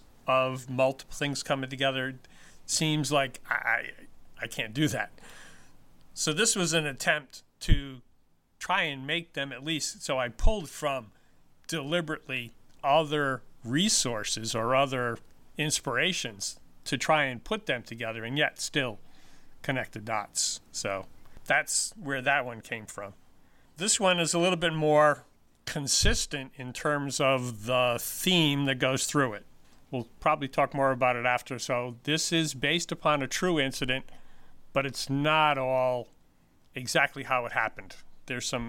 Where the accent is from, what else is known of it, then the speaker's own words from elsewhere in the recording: Pawtucket, Rhode Island, United States; now in Franklin, United States; I grew up in Pawtucket